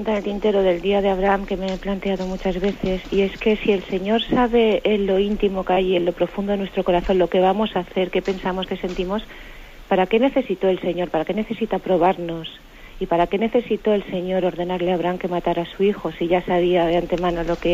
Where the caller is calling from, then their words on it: Vitoria, Basque Country, Spain; de Vitoria.